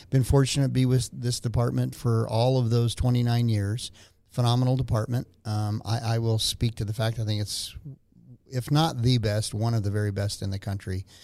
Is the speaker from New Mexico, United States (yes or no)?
yes; Albuquerque, New Mexico, United States; born or raised there